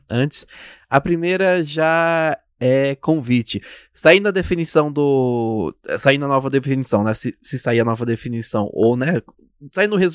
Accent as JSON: {"language": "Portuguese", "country": "Brazil", "said": "eu senti muito isso como nós brasileiros aqui"}